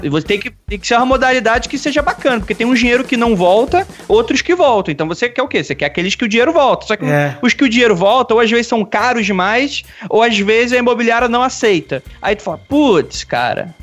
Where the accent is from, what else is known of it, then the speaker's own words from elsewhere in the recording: Rio de Janeiro, Brazil; now in São Paulo, Brazil; eu saí lá do Rio de Janeiro, que é praticamente, não era interior, né? Mas zona oeste